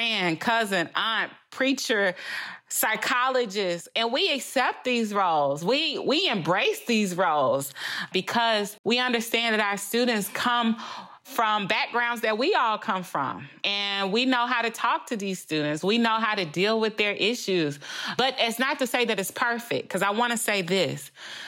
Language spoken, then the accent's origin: English; Louisiana, United States; first language English; I'm from Louisiana, the home of LSU